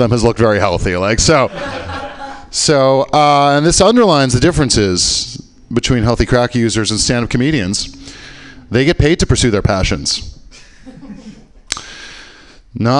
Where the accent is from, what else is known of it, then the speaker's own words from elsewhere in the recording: Canada; I am from Canada